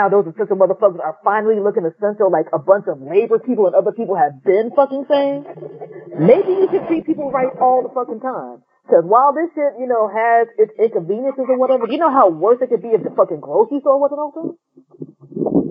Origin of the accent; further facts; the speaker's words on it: United States; being an American